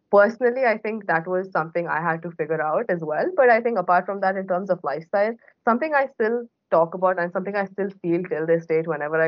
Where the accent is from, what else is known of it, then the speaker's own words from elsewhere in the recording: Bahrain; so I was born and brought up in Bahrain, which is a tiny island in the Middle East that not a lot of people have heard of.